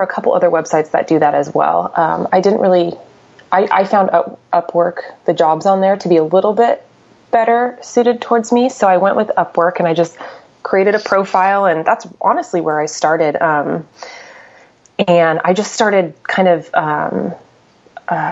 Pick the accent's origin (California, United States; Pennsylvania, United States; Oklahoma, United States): California, United States; Orange County; moved away; I'm from Orange County, and that's where I've lived pretty much most of my career